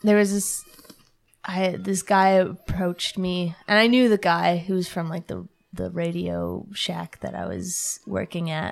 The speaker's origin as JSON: {"language": "English", "town": "Guelph", "region": "Ontario", "country": "Canada", "tie": "born or raised there", "said": "my hometown"}